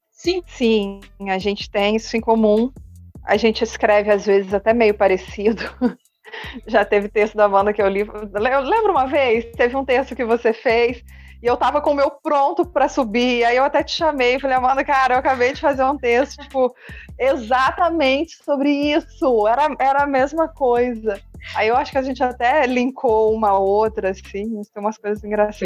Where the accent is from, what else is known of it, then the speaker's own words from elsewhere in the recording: Minas Gerais, Brazil; moved away as an adult; also born or lived in Rio de Janeiro; eu já morava em outro estado diferente diferente do, do meu estado natal, né? eu morava no Rio de Janeiro, é, eu sou de Minas